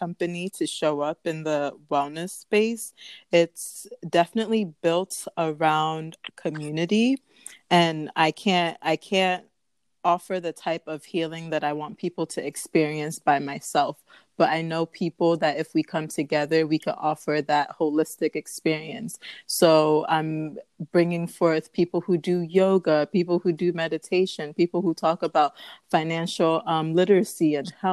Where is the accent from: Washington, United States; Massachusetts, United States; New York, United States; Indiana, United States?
New York, United States; upstate; also born or lived in Ghana; I was born in upstate New York. And then as a baby, I went right back to Ghana.